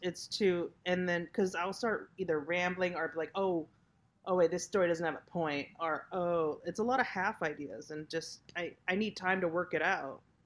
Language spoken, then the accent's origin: English; Hacienda Heights, California, United States; I'm actually from uh, San Gabriel Valley, Hacienda Heights